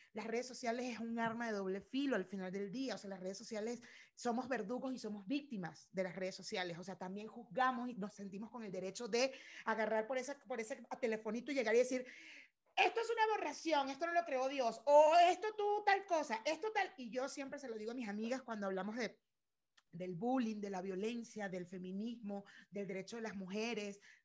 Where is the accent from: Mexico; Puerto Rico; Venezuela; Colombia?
Venezuela; mi país